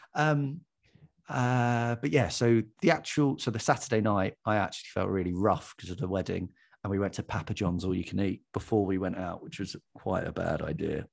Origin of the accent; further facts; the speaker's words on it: Watford, East of England, United Kingdom; moved away as an adult; now in Hackney, London, United Kingdom; I'm from Watford, and I li-, and I live currently in Hackney